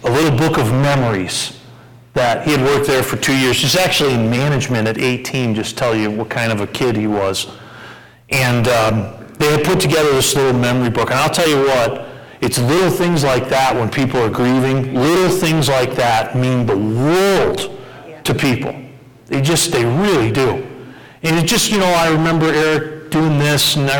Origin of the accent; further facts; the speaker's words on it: United States; We're typical American Christians